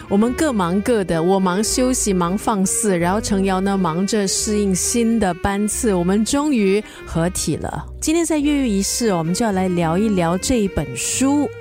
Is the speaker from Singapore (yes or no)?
yes; Singapore; 我以前小时候呢，是在东部，在家东长大的